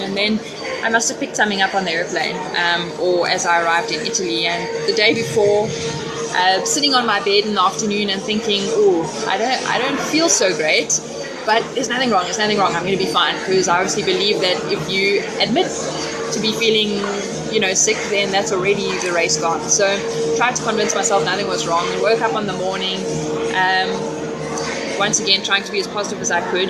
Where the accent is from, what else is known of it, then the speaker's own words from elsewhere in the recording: Bloemfontein, Free State, South Africa; great to be racing on home soil, and especially since I grew up in Bloem